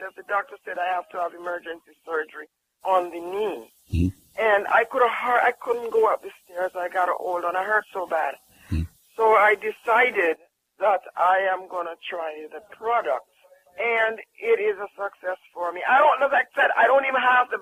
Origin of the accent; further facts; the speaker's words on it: Jamaica; I'm from Jamaica